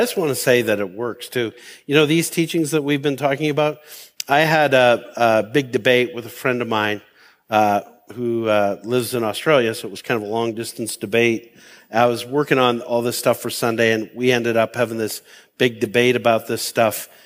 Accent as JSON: {"language": "English", "country": "Canada", "said": "I've lived this mindset as a Canadian"}